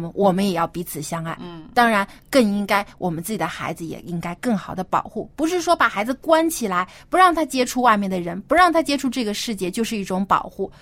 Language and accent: Chinese; China; 我们中国人可能也是还有一些这种传统和保守的思想